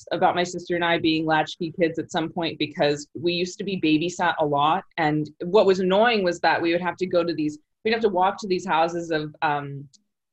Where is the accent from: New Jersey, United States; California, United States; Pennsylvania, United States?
California, United States; Rancho Cucamonga; also born or lived in Sacramento, California; now in Los Angeles, United States; I grew up in Rancho Cucamonga. I was born in Sacramento.